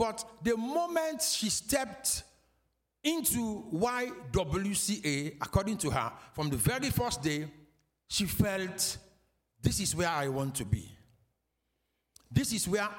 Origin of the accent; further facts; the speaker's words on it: Freetown, Western Area, Sierra Leone; we are from Freetown, Sierra Leone. So Sierra Leone is the country, and Freetown is the capital